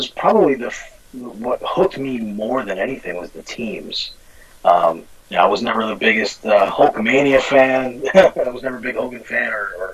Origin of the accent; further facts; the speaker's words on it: New York City, New York, United States; And I grew up in the Bronx, New York. Lived there for 25 years.